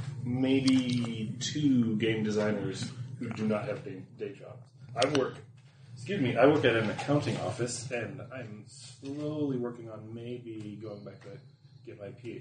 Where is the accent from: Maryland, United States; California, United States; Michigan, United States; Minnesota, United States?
Minnesota, United States; Rochester; moved away as an adult; now in Denmark; I'm a Minnesota boy.